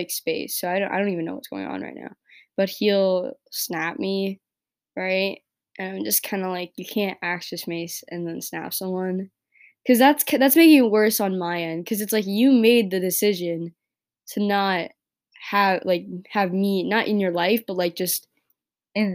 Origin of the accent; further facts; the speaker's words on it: New York, United States; I grew up in New York